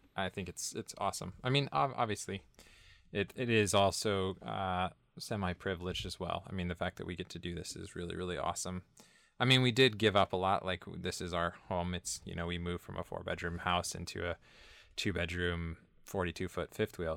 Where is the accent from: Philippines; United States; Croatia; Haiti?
United States; Northern California; moved away as an adult; originally I was born and raised in Northern California